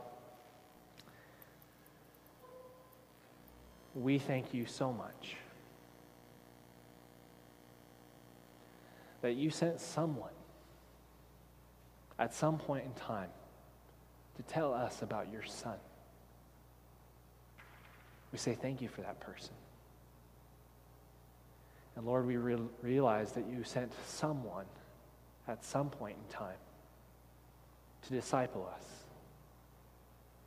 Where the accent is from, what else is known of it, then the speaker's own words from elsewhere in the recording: Texas, United States; I grew up in Texas